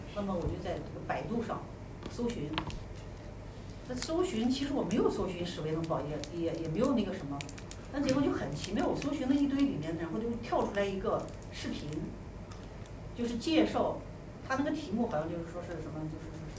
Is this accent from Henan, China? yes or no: no; Xi'an, Shaanxi, China; 我和任勇，我们俩是来自同一个城市，就是古渡西安